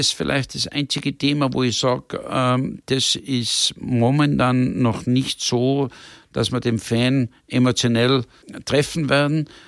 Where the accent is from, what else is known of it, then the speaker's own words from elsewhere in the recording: Tyrol, Austria; also born or lived in Monaco; Ich wollte eigentlich wieder da sein, wo ich meine Kindheit verbracht habe, wo ich aufgewachsen bin. Und das habe ich dann vor fünf oder sechs Jahren beschlossen. Wohne in der Zwischenzeit, wie man eingangs gesagt hat, in, in Tirol, in den Bergen